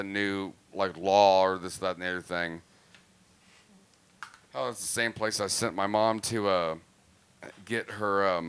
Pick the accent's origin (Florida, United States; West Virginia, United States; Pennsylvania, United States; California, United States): Florida, United States; Tampa Bay, Sarasota; moved away; I'm originally from here, but I'm saying I grew up, like, there in the Tampa Bay, Sarasota